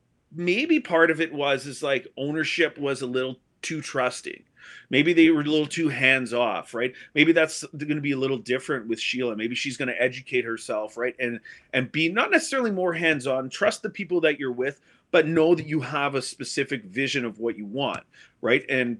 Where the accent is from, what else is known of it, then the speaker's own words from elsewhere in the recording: Sault Ste. Marie, Michigan, United States; Born and raised in Sault Ste. Marie, just like Bono.